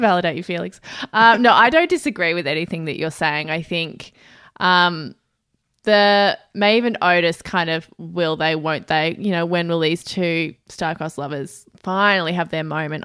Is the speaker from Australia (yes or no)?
yes; Australia; as an Australian